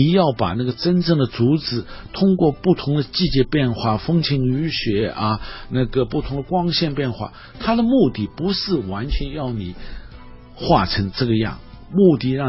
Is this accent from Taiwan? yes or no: no; China; 我们中国人说那个呃喜写兰，很高兴的是画兰花，